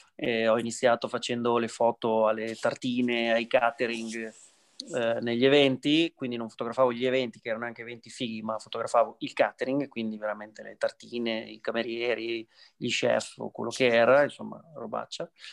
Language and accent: Italian; Imola, Emilia-Romagna, Italy; also born or lived in New York, United States; adesso sono in Italia, sono a casa mia, sono a Imola